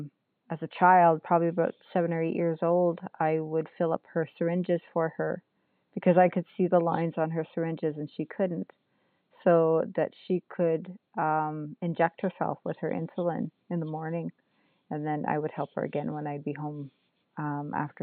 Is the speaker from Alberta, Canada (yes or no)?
no; North Bay, Ontario, Canada; I am from Nipissing First Nation, which is just outside of North Bay, Ontario, in northeastern Ontario. And I live right on the lake